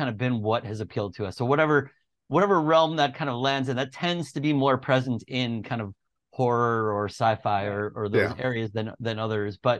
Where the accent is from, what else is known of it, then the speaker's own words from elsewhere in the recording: Long Island, New York, United States; moved away as an adult; also born or lived in Boston; I grew up in Long Island in New York